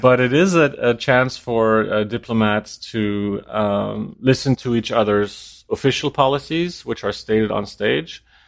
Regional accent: Denmark; moved away; also born or lived in New York; I'm from Denmark

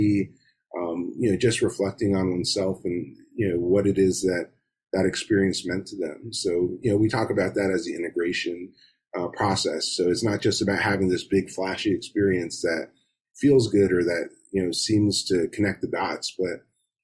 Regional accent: Miami, Florida, United States; I grew up in Miami in South Florida

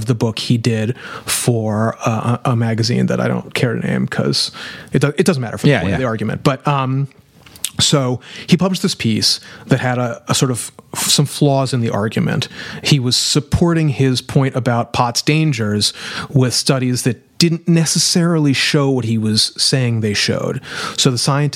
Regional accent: New Orleans, Louisiana, United States; I'm from New Orleans

